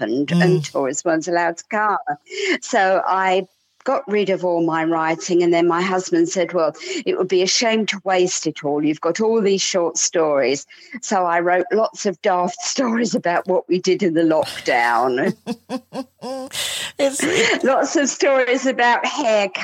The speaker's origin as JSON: {"language": "English", "area": "near Southend", "region": "East of England", "country": "United Kingdom", "tie": "born or raised there", "also_born_or_lived": "Hollesley, Suffolk", "moved": "as an adult", "lives_now": "Saxmundham, United Kingdom", "said": "We moved to Suffolk from a very, very busy town area near Southend where we'd lived all our lives."}